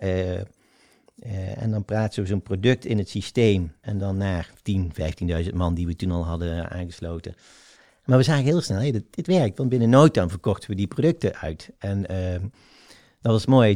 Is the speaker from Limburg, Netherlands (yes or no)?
yes; South Limburg, Netherlands; also born or lived in North Brabant; Van de dag van de verhuizing, dat wij naar Zuid-Limburg verhuizen. Dat is ook mijn eerste herinnering. En ehm, ja, daar, heb ik wel gewoon een fijne jeugd gehad